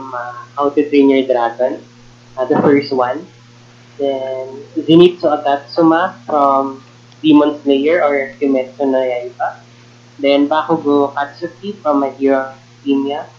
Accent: Quezon City, Metro Manila, Philippines; from Quezon City, Metro Manila

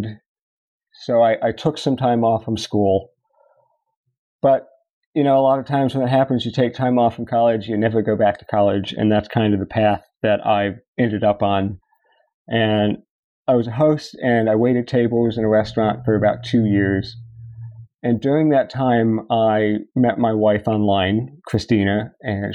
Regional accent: Fairfax County, Northern Virginia, United States; I am born and raised in Northern Virginia, Fairfax County, and I went to high school in Chantilly, Virginia

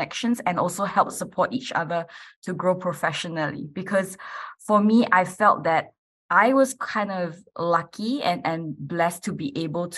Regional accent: Malaysia; moved away as an adult; now in Adelaide, Australia; I'm originally from Malaysia, and I actually moved here about 11 years ago now to do my university

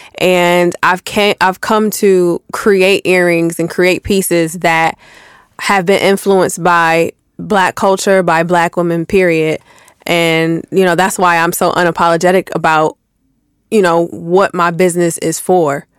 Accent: Buffalo, New York, United States; moved away as an adult; now in Atlanta, United States; I'm from Buffalo

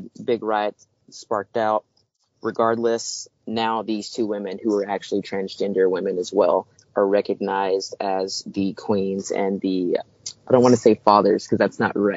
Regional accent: East Texas, United States; I grew up in the East Texas small town.

